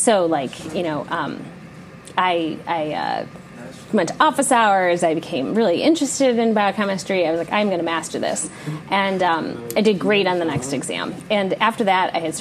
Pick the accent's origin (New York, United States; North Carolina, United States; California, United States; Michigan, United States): Michigan, United States; Detroit; I grew up in the Detroit area